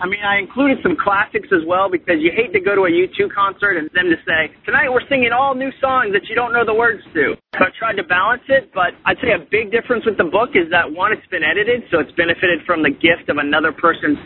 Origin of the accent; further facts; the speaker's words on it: Massachusetts, United States; also born or lived in Birmingham, Alabama; now in Atlanta, United States; I grew up in Massachusetts.